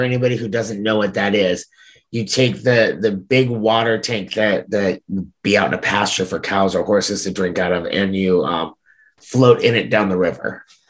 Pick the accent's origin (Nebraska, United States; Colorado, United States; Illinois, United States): Nebraska, United States; Orchard; My hometown is Orchard. I live just Orchard, outside okay. of Orchard now.